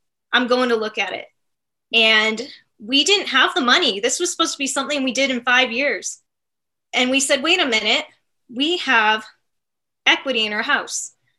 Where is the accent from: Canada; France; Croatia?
Canada; As a Canadian, I remember being like